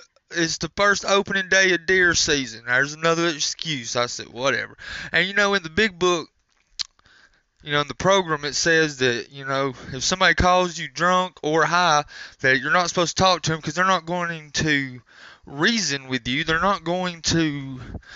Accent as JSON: {"language": "English", "region": "Alabama", "country": "United States", "said": "I'm from Alabama"}